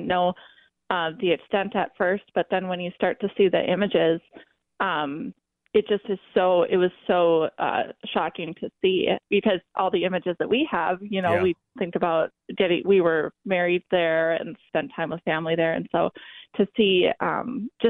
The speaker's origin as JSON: {"language": "English", "town": "Duluth", "region": "Minnesota", "country": "United States", "tie": "born or raised there", "said": "I'm from Duluth, so just growing up on the lake"}